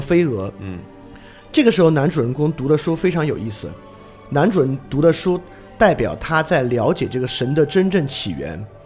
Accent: China; 我们中国人

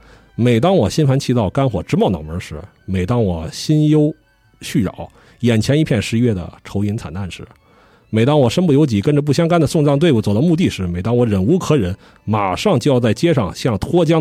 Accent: Haidian, Beijing, China; 作为一个这个从小在海淀长大的人吧，

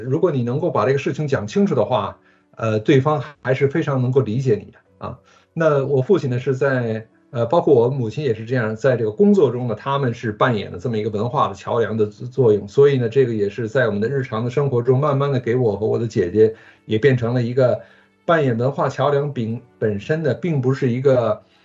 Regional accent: Beijing, China; accent: 京腔; moved away as an adult; also born or lived in United States; 虽然是一个外国人，但是我一直是在北京就长大的

